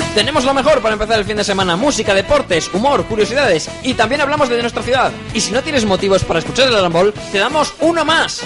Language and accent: Spanish; Spain; somos españoles de verdad